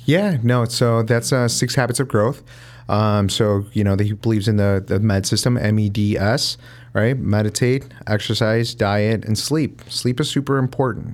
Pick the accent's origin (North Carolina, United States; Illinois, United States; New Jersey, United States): Illinois, United States; Chicago; I grew up in the North Side